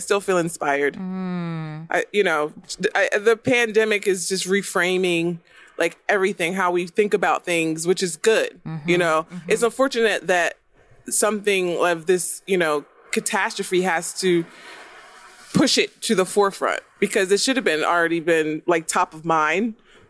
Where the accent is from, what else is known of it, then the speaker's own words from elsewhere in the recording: New Jersey, United States; also born or lived in Texas; now in Florida, United States; We're from New Jersey, but we moved to Texas.